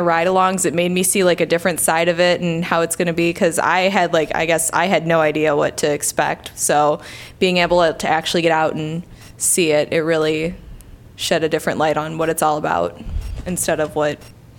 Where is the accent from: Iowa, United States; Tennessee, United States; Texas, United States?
Iowa, United States; Dubuque; moved away as an adult; now in Iowa City, United States; I'm originally from Dubuque. I've been living up here for about 4 years now, and I went to University of Iowa, and I really liked the area, so I really wanted to stay down here.